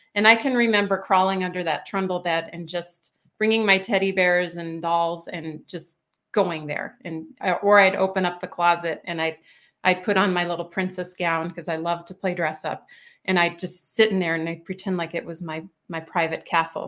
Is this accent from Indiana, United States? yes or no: yes; Indianapolis, Indiana, United States; also born or lived in Boston / Bloomington, Indiana; I was born and raised in Indianapolis, Indiana